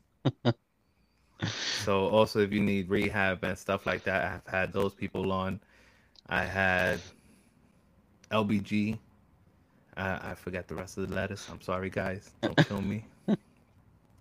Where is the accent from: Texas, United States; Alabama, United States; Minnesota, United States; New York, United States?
New York, United States; I was born and raised in New York